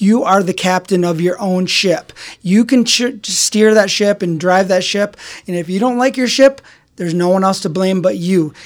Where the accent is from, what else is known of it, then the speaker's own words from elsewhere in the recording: Grand Rapids, Michigan, United States; I was born and raised in Grand Rapids, Michigan